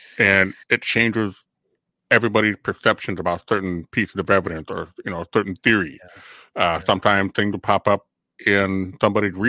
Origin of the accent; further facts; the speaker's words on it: Elk River, United States; in my hometown on the Elk River Bulletin Board